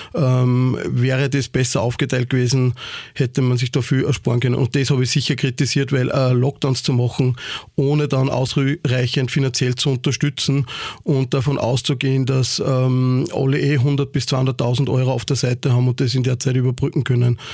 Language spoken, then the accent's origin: German; Ried im Innkreis, Upper Austria, Austria; moved away as an adult; now in Vienna, Austria; ich komme aus Oberösterreich, ähm, aus Ried im Ingreis. Mein Vater hat damals äh, bis zum letzten Jahr einen Kulturverein dort gehabt. Also ich bin eigentlich in das ganze eingeboren, damit aufgewachsen.